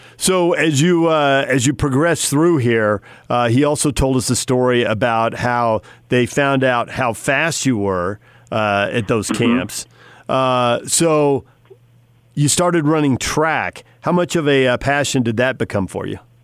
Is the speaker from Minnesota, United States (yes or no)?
no; California, United States; I grew up in California